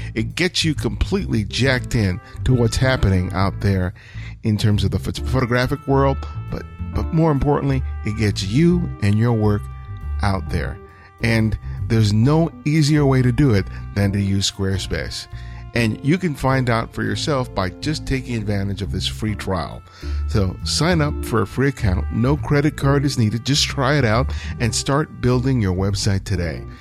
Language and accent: English; Los Angeles, California, United States; I was growing up in South L